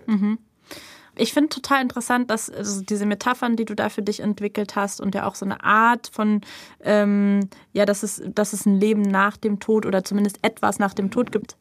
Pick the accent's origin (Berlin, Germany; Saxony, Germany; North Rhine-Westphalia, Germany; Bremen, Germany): Berlin, Germany; der Straße, wo ich aufgewachsen bin. Mhm. So einfach als Kreuzbergerin geboren und als Kreuzbergerin bestattet